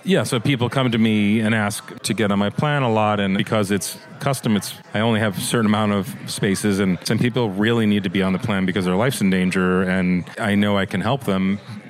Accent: Singapore; Born and raised in Singapore.

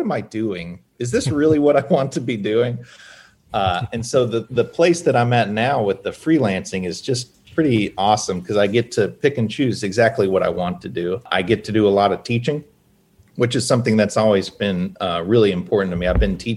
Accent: Hendersonville, Tennessee, United States; When I was a kid, I grew up in Hendersonville, which is like 20 minutes north of Nashville.

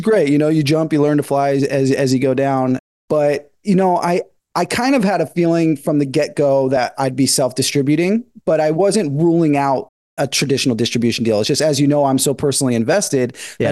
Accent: Northern California, United States; moved away as an adult; now in Los Angeles, United States; I'm from Northern California. I've been in LA for about 10 years

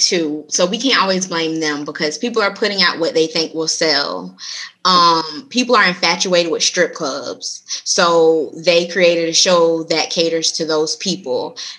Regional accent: South Florida, United States; I'm from South Florida, and that's also like home of strip clubs, South Florida.

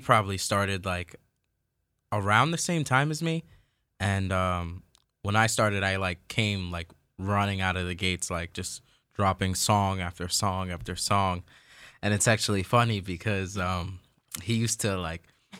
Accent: Riverhead, New York, United States; growing up in Riverhead, like, everyone's pretty much friendly in Riverhead

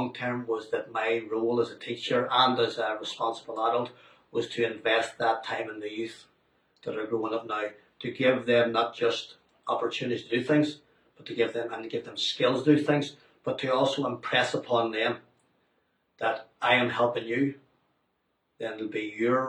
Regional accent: Omagh, Northern Ireland, United Kingdom; I grew up about 65 miles away from Belfast, in Oma

